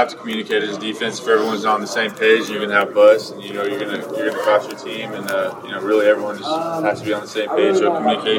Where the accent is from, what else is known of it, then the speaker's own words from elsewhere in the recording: Oregon, United States; I was from Oregon growing up.